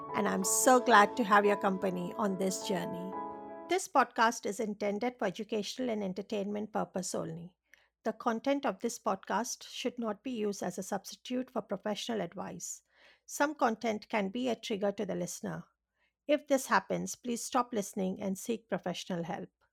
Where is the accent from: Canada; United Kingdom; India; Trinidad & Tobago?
India; English is a second language; now in Australia; I was born and raised in India, and, um, you know, even in that, uh, I was raised in an island